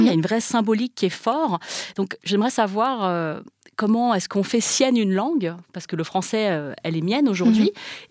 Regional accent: France; first language Chinese; French is a second language; je voulais être une écrivaine française parce que je suis française

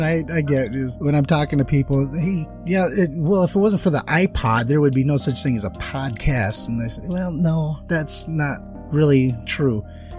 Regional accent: Saginaw, Texas, United States; moved away; also born or lived in Arlington, Texas; I used to live in Arlington, actually. I'm from Saginaw.

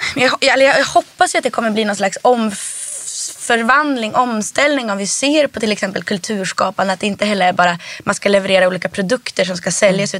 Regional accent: Härnösand, Västernorrland County, Sweden; also born or lived in Rättvik, Dalarna; now in Stockholm, Sweden; först så växte jag upp i Rättvik i Dalarna

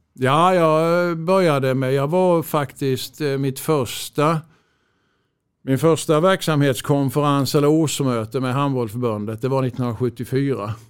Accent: Växjö, Kronoberg County, Sweden; also born or lived in Örebro / Stockholm / Lund; Jag är ju uppvuxen i Växjö och, och eh, har bott i Växjö nästan hela mitt liv

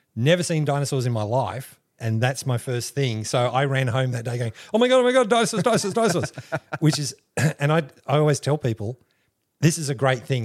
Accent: Canberra, Australian Capital Territory, Australia; moved away as an adult; also born or lived in Griffith, New South Wales / Chicago / London; now in Rockhampton, Australia; We were only there for a couple of years, like maybe three years, and we moved to Canberra.

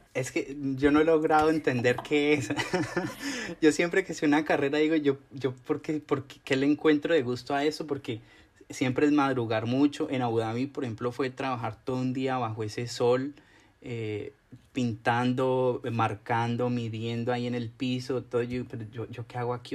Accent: Cauca, Colombia; moved away as an adult; also born or lived in Cali, Colombia; now in Seoul, South Korea; el departamento donde yo nací, en el Cauca

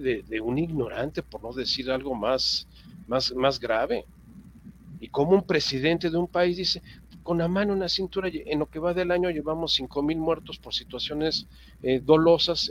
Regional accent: Mexico

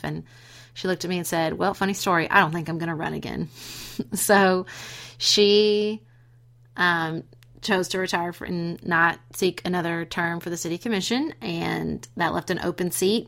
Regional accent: Paducah, Kentucky, United States; my hometown of Paducah, Kentucky

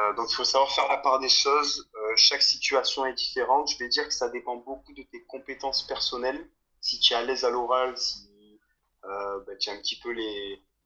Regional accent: south of France, France; moved away as an adult; now in Australia; je viens euh, du sud de la France

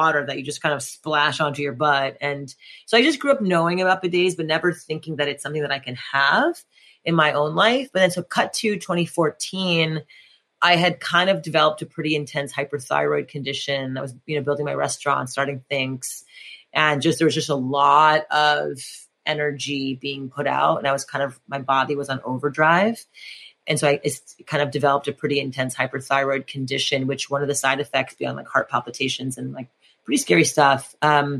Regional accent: Montreal, Quebec, Canada; moved away; I grew up in French Montreal in French Canada

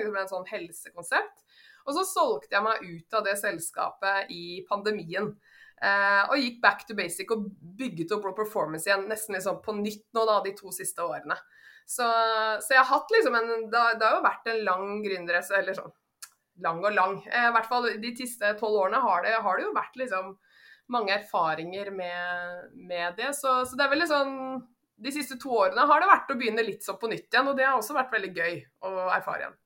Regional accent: Kongsvinger, Innlandet, Norway; now in Oslo, Norway; Jeg kommer opprinnelig fra Kongsvinger. Men jeg har bodd nå i Oslo de siste 20 årene

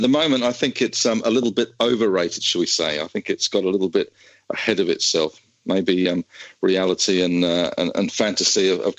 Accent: Australia; but we are Australian, we have the ASX

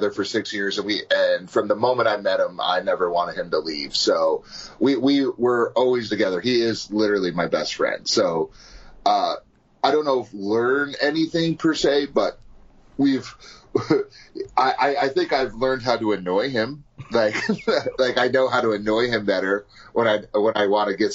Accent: New York, United States; I'm from New York

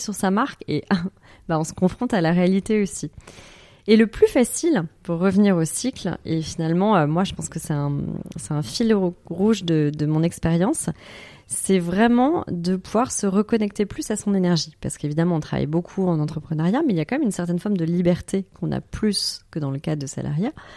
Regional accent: Paris, Île-de-France, France; moved away as an adult; je suis parisienne pure souche de base

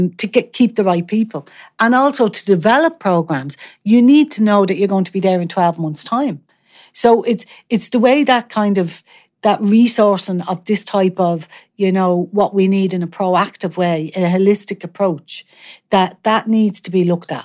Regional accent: Dublin, Leinster, Ireland; I grew up in Artane

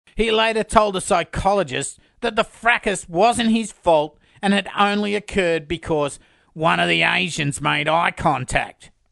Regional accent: Sydney, New South Wales, Australia; my hometown, Sydney.

